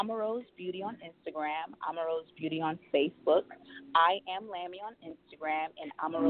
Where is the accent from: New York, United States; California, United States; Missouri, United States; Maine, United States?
New York, United States; moved away as an adult; now in Douglasville, United States; I'm originally from New York, but I just moved to the Douglasville area last year.